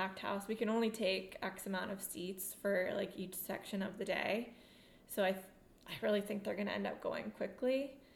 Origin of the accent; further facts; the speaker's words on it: New York, United States; moved away; also born or lived in Raleigh, North Carolina; I'm originally from New York, but I lived in Raleigh for high school